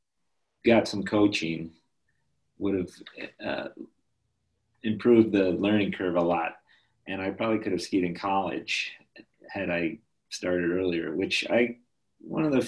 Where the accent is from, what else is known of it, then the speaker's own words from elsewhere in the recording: Connecticut, United States; moved away as an adult; now in Salt Lake City, United States; I grew up in Connecticut and moved to Utah when I was 21. And I've lived there ever since, in Salt Lake City